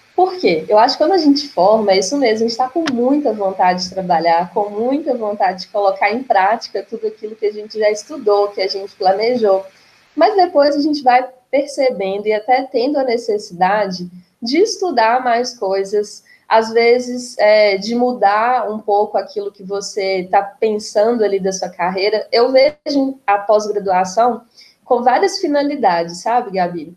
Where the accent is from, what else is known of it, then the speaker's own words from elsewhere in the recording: Itabira, Minas Gerais, Brazil; also born or lived in Viçosa / Pará; eu sou de Itabira, então, que é uma cidade muito mineradora, tem uma presença grande da Vale aqui, então eu cresci nesse universo